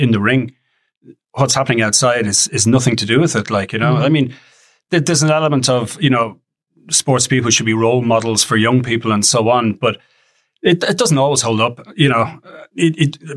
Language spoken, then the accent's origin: English; Ireland